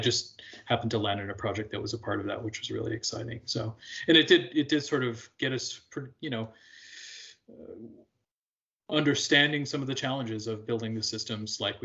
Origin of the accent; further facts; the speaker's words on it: Alberta, Canada; also born or lived in Quebec; now in Chicago, United States; I grew up in Western Canada in Alberta